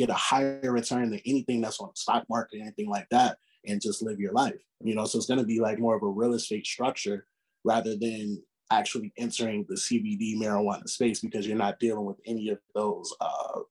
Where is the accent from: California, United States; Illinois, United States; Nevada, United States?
Illinois, United States; Chicago; growing up in Chicago